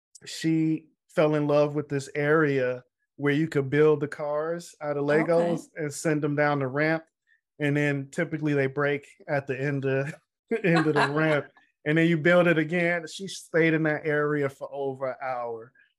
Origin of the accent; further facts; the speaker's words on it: Jamaica; You know, I'm Jamaican, you know, we work hard.